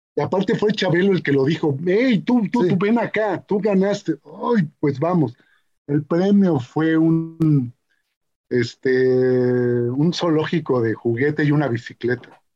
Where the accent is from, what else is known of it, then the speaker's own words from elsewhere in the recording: Mexico; yo soy mexica, yo soy mexica, mexica, mexica de, pulque, de, pueblo